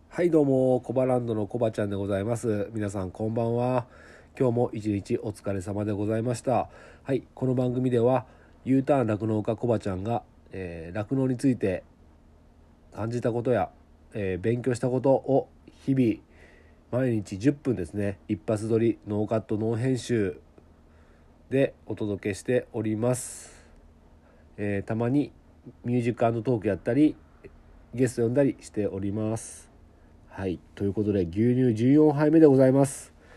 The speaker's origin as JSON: {"language": "Japanese", "region": "Okayama", "country": "Japan", "also_born_or_lived": "Tokyo", "accent": "Okayama dialect", "said": "僕岡山人なので"}